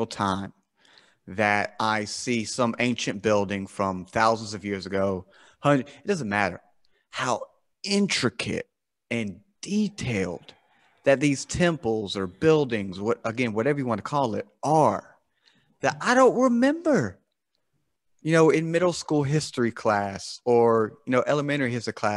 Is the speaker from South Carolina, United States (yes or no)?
yes; South Carolina, United States; I'm from America, right? I'm from the, South Carolina in America